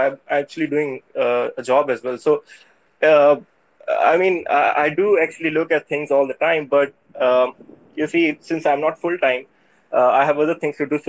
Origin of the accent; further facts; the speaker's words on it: Pakistan; I'm from South Asia. I'm from Pakistan.